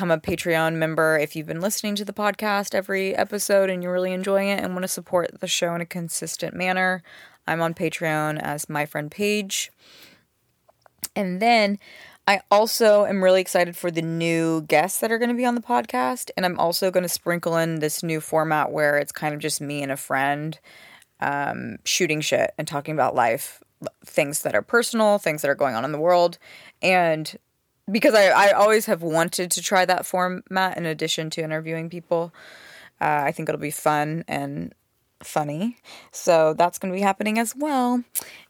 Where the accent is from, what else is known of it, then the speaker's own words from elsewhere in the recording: Knoxville, Tennessee, United States; now in Los Angeles, United States; I'm from Knoxville, Tennessee